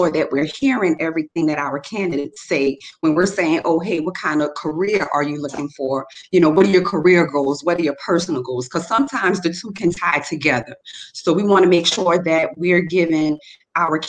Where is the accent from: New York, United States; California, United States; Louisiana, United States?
Louisiana, United States; New Orleans; I'm from New Orleans